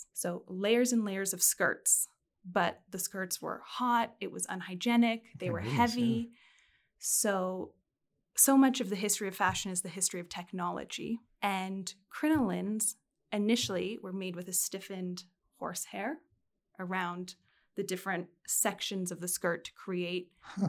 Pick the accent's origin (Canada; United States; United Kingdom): United Kingdom; now in France; I also found myself living in France as a British citizen when Brexit occurred.